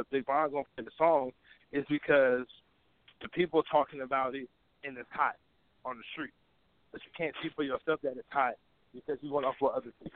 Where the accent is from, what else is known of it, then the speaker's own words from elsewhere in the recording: Oakland, California, United States; I'm from Oakland